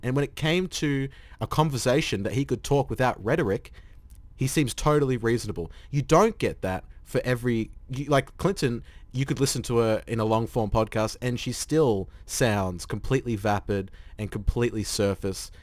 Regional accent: Australia; as an Australian

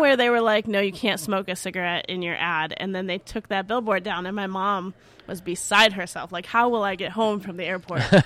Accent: Chicago, Illinois, United States; growing up in Chicago

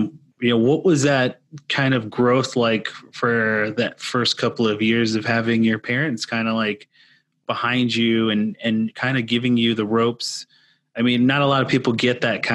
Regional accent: Hopi Reservation, Arizona, United States; I grew up on the Indian reservation, on the Hopi reservation.

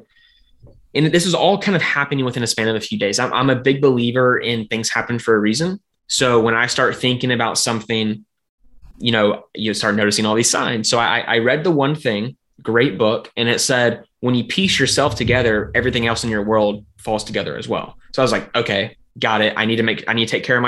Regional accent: the South, United States; I'm from the South.

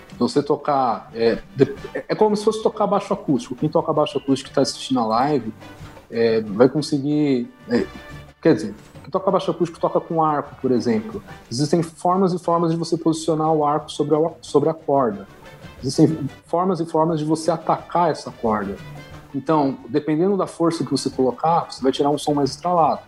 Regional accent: Carapicuíba, São Paulo, Brazil; eu sou de Carapicuíba, mas eu não moro em Carapicuíba, eu moro no interior de Carapicuíba

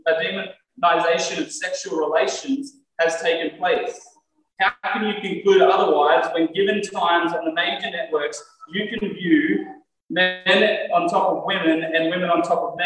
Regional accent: Australia; conservative Australian Christians

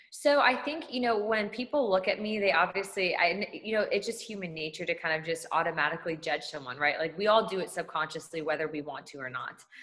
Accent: California, United States; I'm originally from California

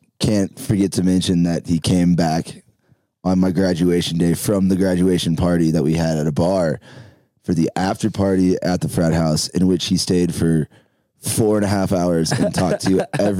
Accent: Nashville, Tennessee, United States; moved away as an adult; also born or lived in Panama City, Florida; now in Denver, United States; I'm from Nashville, Tennessee, and I went to school, University of Denver.

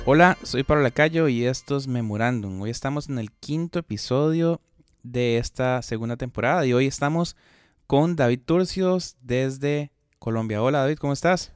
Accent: Costa Rica; yo soy de Costa Rica y soy de una parte un poquito eh, alejado de la capital

